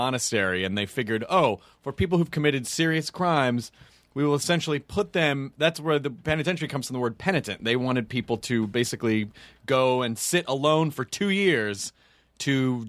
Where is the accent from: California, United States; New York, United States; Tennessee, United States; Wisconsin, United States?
Tennessee, United States; No, I'm from Tennessee.